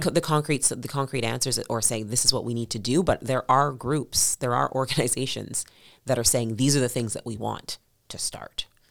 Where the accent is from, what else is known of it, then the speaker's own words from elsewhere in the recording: Edmonton, Alberta, Canada; growing up in Millwoods